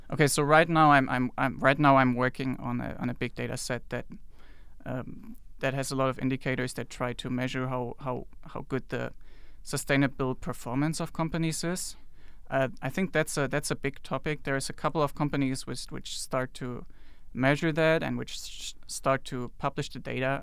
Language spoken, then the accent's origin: English; Germany; moved away as an adult; also born or lived in China; I'm from Germany, by the way, and, uh, lived in China before I came here